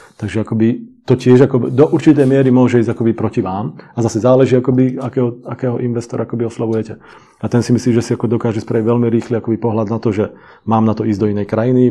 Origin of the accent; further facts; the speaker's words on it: Slovakia; moved away as an adult; now in Czech Republic; obidvaja sme Slováci, síce tu žijeme 22 let